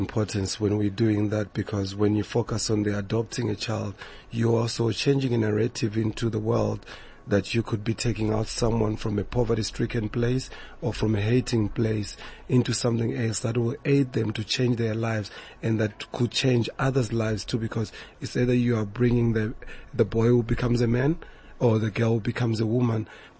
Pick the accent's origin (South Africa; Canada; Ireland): South Africa; And we also must check where we've been moving as a South African community